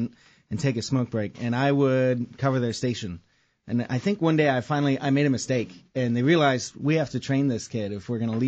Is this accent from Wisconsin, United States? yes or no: yes; Wisconsin, United States; I'm from Wisconsin